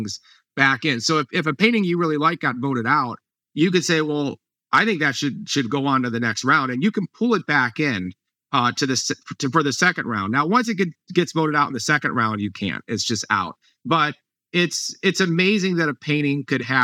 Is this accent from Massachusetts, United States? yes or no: no; Ohio, United States; moved away; I grew up in Ohio, so my parents are there